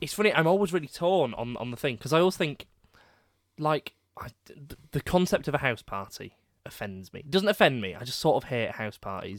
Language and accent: English; Leeds, Yorkshire and the Humber, United Kingdom; also born or lived in Headingley; I'm from Crossgates